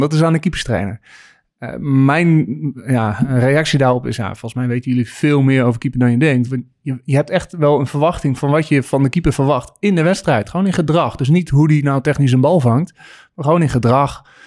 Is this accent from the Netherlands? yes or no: yes; Friesland, Netherlands; als geboren Fries moest ik van mijn ouders eerst schaatsen